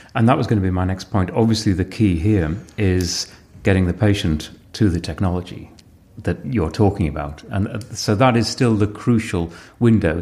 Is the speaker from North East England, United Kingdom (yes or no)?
yes; Sedgefield, North East England, United Kingdom; I was born in Sedgefield